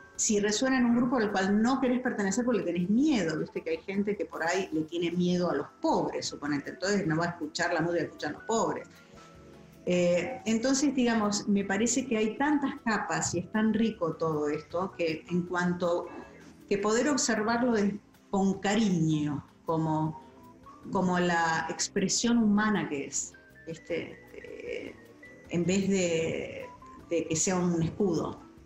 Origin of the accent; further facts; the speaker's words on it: Buenos Aires, Argentina; moved away as an adult; now in United States; yo me crié en Barrio Norte